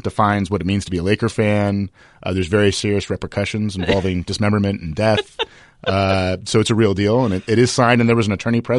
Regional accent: Los Angeles, California, United States; I'm an LA native, you know, born and raised. I went to UCLA, went to USC. I grew up in the San Fernando Valley.

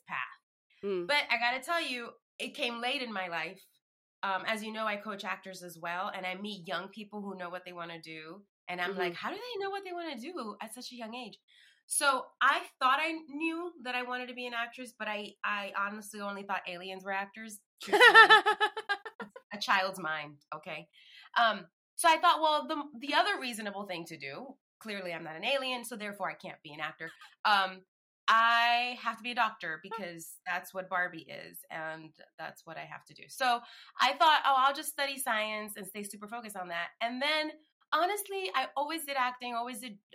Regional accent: New York City, New York, United States; moved away; I grew up in the Bronx.

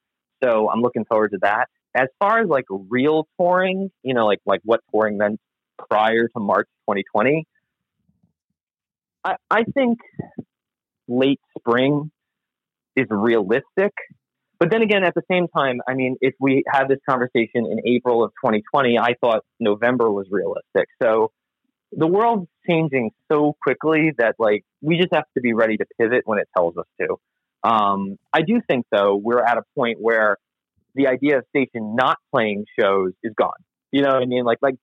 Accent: New York, United States; you know, when I grew up, I grew up on Long Island. So I grew up listening to like WBAB, which plays classic rock.

